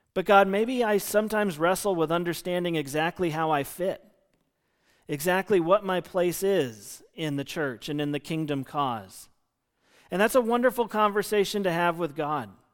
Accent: United States; I'm an American.

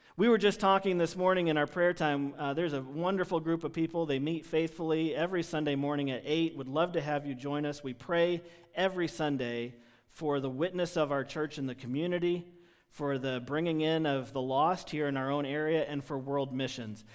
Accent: United States; There's lots of things that just peg us, mark us as Americans when we're traveling in foreign countries

